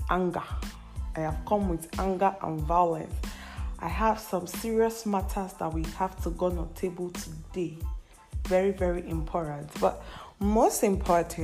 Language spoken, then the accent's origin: English; Nigeria; being a Nigerian